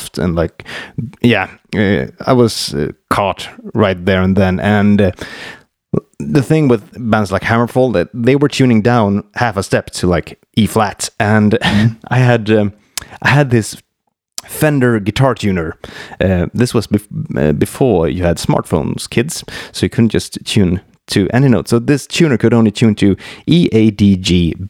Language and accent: English; Mora, Dalarna County, Sweden; English is a second language; in the school back in Mora, where I grew up north here in Sweden